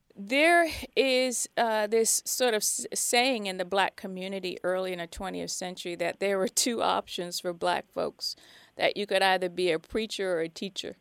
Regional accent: New Jersey, United States; I hail from New Jersey

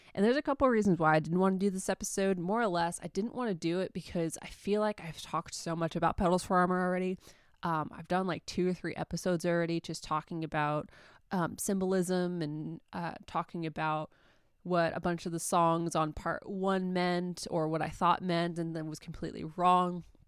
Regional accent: New York, United States; moved away; I'm from New York. My whole family is back in New York.

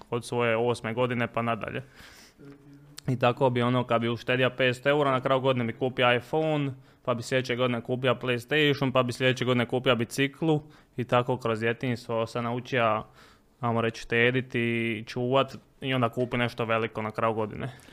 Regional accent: Split, Split-Dalmatia County, Croatia; moved away; also born or lived in Mostar; počeo raditi sezonske poslove kod nas u Splitu

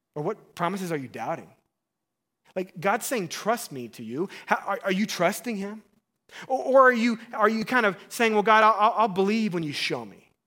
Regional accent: Missouri, United States; I'm from Missouri

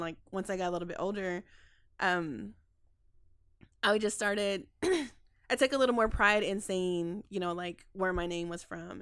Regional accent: Dallas, Texas, United States; I grew up in Oak Cliff

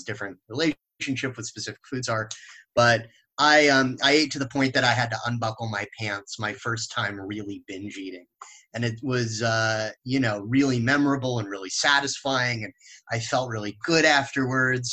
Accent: Los Angeles, California, United States; I grew up in the West Coast, mostly in Los Angeles, California.

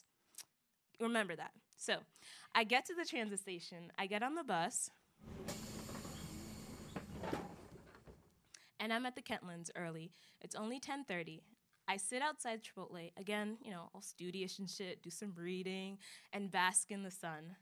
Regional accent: Germantown, Maryland, United States; I am from Germantown, Maryland, which is the best town in the world

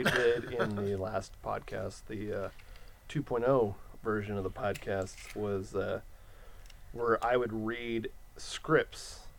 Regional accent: San Bernardino County, California, United States; now in Los Angeles County, United States; I'm currently living in L.A. County. I grew up in San Bernardino County.

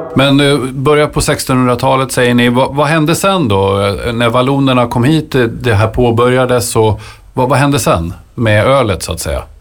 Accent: Nyköping, Södermanland, Sweden; jag kommer från Nyköping

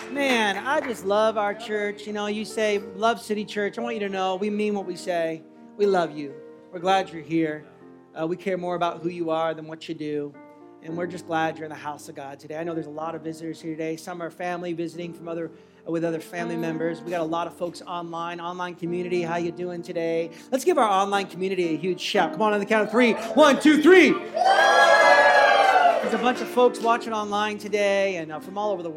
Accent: United States; moved away; I'm American

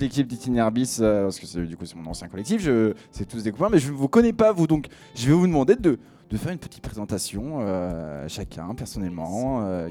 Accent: Picardy, Hauts-de-France, France; je viens de Picardie, donc mon anglais est un petit peu mauvais

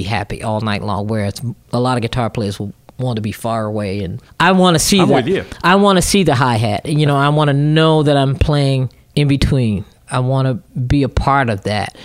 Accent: Virginia, United States; Growing up in Virginia, we have a saying, you either work for the government or you work for the government.

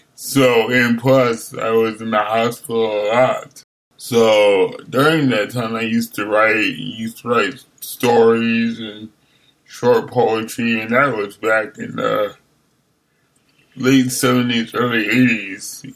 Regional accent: Hartford, Connecticut, United States; moved away as an adult; also born or lived in Buffalo, New York / New York City / Pontiac, Michigan; now in Berkeley, United States; I lived and grew up in Hartford, Connecticut, and um, New York City

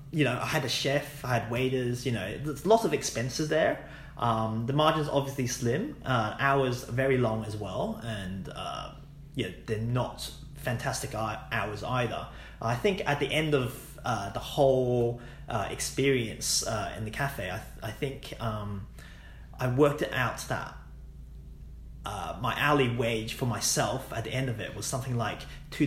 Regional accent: Hong Kong; also born or lived in United Kingdom; now in Australia; I was born in Hong Kong. Went to international school using the English curriculum.

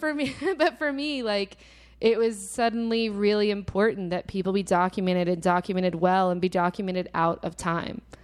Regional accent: Little Rock, Arkansas, United States; moved away; also born or lived in Texas; I'm from Little Rock, Arkansas originally

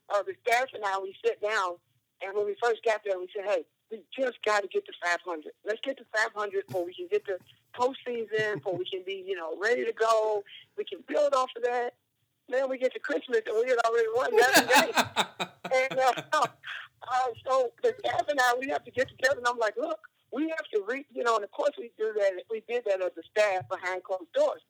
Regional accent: Louisville, Kentucky, United States; moved away as an adult; also born or lived in Nebraska; now in Cincinnati, United States; I was from Louisville, so that was a great, you know, opportunity to go back home. And, you know, my mom still lives there

